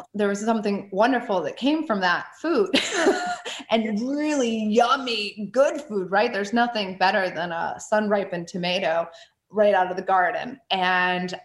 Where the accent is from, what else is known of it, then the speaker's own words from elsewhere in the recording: rural Northeastern Ohio, United States; I grew up in rural Northeastern Ohio, about an hour away from Cleveland